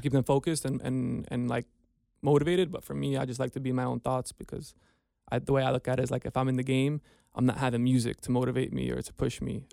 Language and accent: English; United States; moved away as an adult; also born or lived in New York; now in Cincinnati, United States; We're from New Jersey, New York, so it's very hustle and bustle out there.